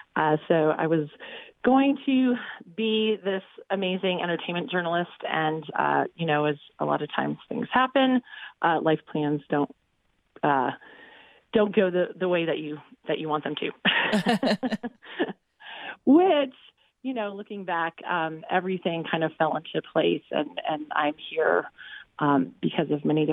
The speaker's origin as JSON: {"language": "English", "town": "Denver", "region": "Colorado", "country": "United States", "tie": "born or raised there", "also_born_or_lived": "New York / Austria", "said": "so I was born in New York, and as a very young child, we kind of moved around the country and ultimately ended up in Denver."}